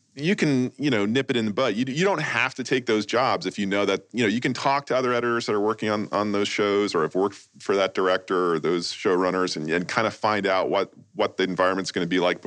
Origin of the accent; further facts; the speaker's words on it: New York, United States; now in Los Angeles, United States; I grew up in New York